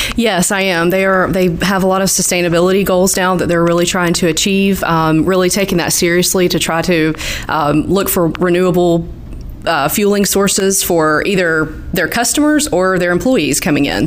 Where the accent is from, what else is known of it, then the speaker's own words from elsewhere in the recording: Southeast Georgia, United States; So I'm from the Southeast Georgia area. Um, so I was able to stay close to home when I went to college